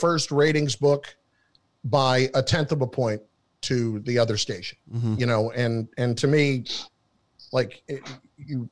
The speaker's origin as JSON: {"language": "English", "region": "New Jersey", "country": "United States", "said": "I'm from New Jersey"}